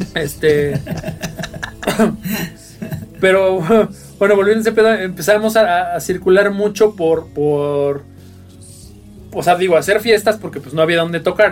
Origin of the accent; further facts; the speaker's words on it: Mexico City, Mexico; Venimos de, la zona sur, de la clase media de la Ciudad de México